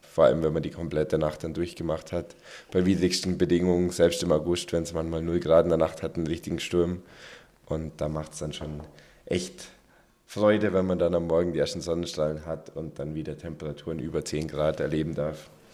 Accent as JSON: {"language": "German", "area": "Allgäu", "region": "Bavaria", "country": "Germany", "tie": "born or raised there", "said": "in meiner Heimat im Allgäu"}